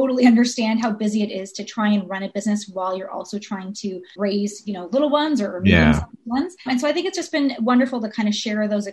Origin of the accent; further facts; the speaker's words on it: Ontario, Canada; now in Vancouver, Canada; I'm originally from Ontario